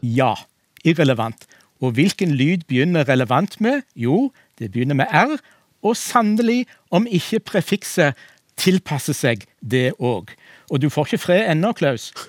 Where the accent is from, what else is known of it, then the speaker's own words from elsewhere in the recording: Western Norway, Norway; jeg som vestlending